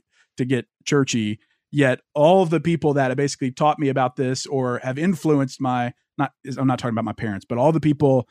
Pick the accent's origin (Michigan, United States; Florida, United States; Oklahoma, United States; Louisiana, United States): Louisiana, United States; Because I grew up in Louisiana. I've basically been a Christian my whole life.